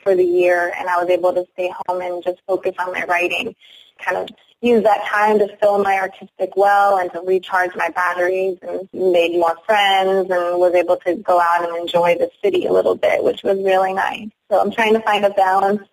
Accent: Algoma, Wisconsin, United States; now in Baltimore, United States; I live in Baltimore, Maryland now, and I'm, I'm originally from Algoma, Wisconsin

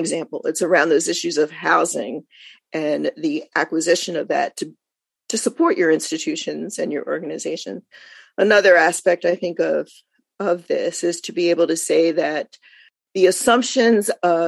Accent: Philadelphia, Pennsylvania, United States; moved away; also born or lived in Los Angeles; I was born and raised in Philadelphia

